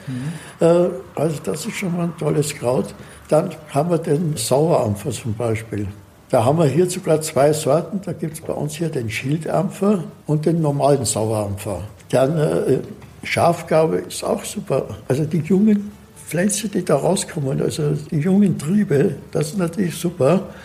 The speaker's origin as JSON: {"language": "German", "country": "Austria", "tie": "born or raised there", "moved": "as an adult", "lives_now": "Assmannshausen, Germany", "said": "Ich bin gebürtig eigentlich aus Österreich. Hört man?"}